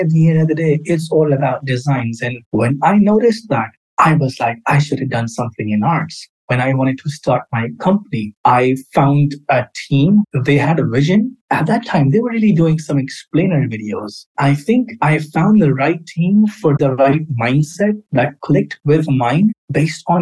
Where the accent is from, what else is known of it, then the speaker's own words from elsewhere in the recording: Karachi, Sindh, Pakistan; moved away as an adult; also born or lived in London, United Kingdom; I was born and raised in Karachi, Pakistan